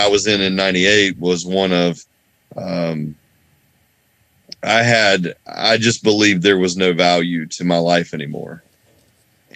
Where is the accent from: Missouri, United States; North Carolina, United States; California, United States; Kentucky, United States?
North Carolina, United States; I grew up here in North Carolina, where I still live.